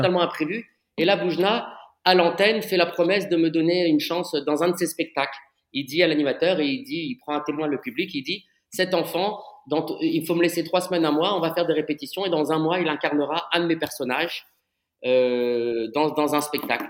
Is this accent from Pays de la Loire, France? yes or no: no; Paris, Île-de-France, France; J'ai grandi à Paris, j'ai fait mes études à Paris.